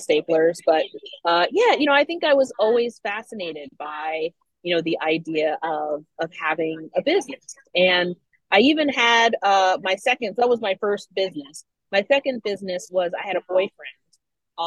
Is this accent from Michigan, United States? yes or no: no; Washington, District of Columbia, United States; I grew up in the DC area